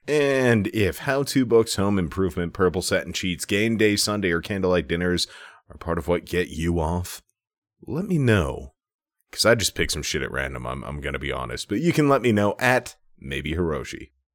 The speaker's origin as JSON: {"language": "English", "region": "Minnesota", "country": "United States", "said": "I'm from Minnesota"}